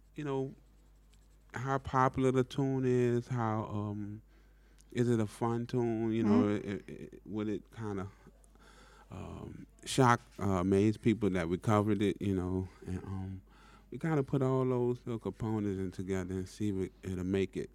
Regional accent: New Orleans, Louisiana, United States; growing up in New Orleans

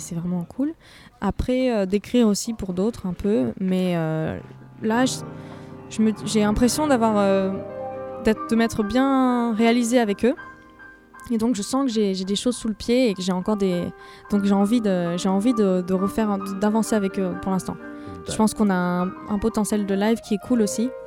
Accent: Cannes, Provence-Alpes-Côte d'Azur, France; moved away as an adult; now in Paris, France; je suis euh, originaire du sud de la France, exactement de Cannes

